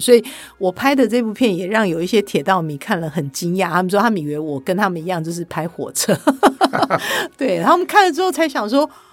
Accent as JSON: {"language": "Chinese", "region": "Kaohsiung", "country": "Taiwan", "tie": "born or raised there", "said": "我是高雄的小孩"}